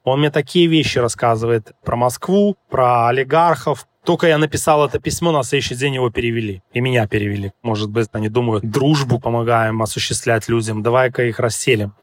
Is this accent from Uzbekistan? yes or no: no; Belarus; moved away; я с Белоруссии